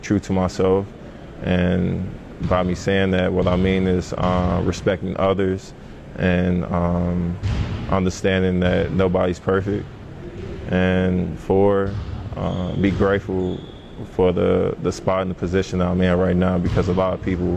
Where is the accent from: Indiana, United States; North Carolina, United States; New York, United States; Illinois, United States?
Illinois, United States; Chicago; I was from Chicago.